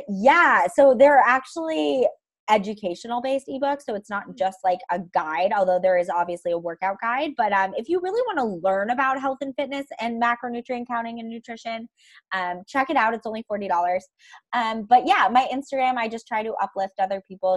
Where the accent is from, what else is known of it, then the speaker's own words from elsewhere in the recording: Ithaca, New York, United States; also born or lived in Seattle, Washington; I'm from upstate New York